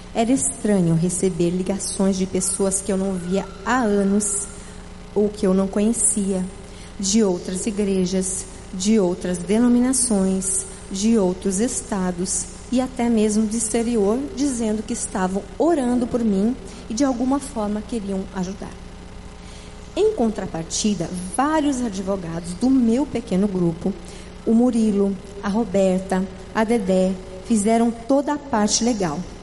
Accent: Paraná, Brazil; now in Fortaleza, Brazil; eu sou do Paraná

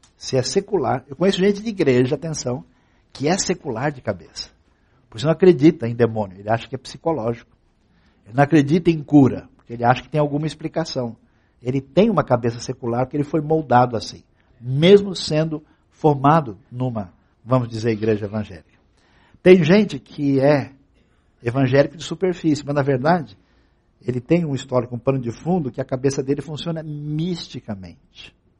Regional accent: Brazil

